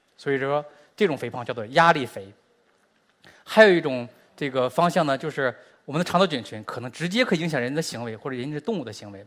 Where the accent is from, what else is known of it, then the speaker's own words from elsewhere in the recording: China; 我们中国人和美国人的微生物本身就是不一样的